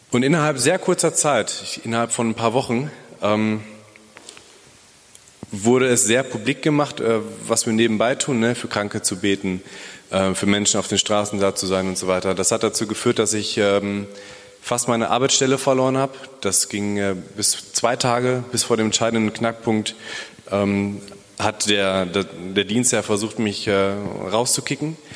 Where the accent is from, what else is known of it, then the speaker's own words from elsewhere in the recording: Bielefeld, North Rhine-Westphalia, Germany; hallo, ich komme aus Bielefeld.